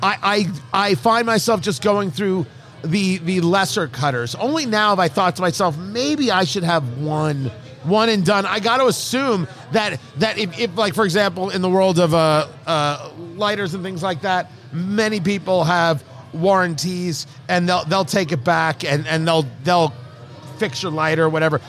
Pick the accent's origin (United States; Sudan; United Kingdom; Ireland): United States; New England; now in Indianapolis, United States; I'm from New England